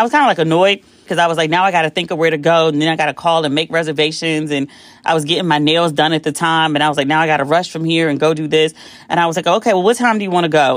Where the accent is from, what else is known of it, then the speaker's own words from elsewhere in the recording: United States; I'm the American who's paid to be at this resort